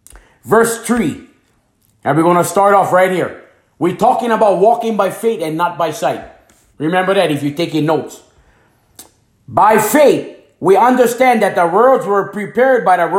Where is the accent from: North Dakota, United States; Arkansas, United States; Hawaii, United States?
Hawaii, United States; moved away as an adult; also born or lived in Tampa, Florida; now in Fairmont, United States; I came from Hanamaui, Hawaii.